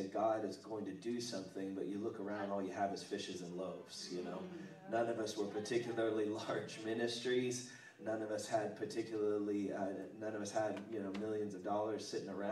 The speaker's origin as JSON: {"language": "English", "region": "Northeast Georgia", "country": "United States", "also_born_or_lived": "Lawrenceville, Georgia", "said": "I hail from Northeast Georgia, which might as well be Chattanooga. I'm up in Lawrenceville"}